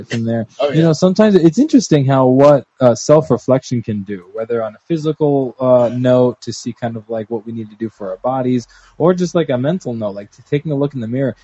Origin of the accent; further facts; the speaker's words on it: Puerto Rico; from Puerto Rico